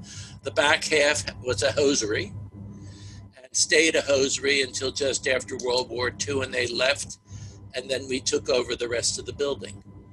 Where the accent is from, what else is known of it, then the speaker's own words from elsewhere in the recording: outside of Philadelphia, Pennsylvania, United States; I grew up outside of Philadelphia